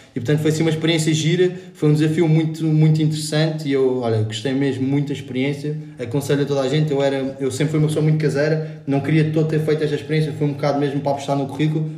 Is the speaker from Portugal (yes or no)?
yes; Lisbon, Portugal; fiz a minha vida toda em Lisboa, na grande cidade portuguesa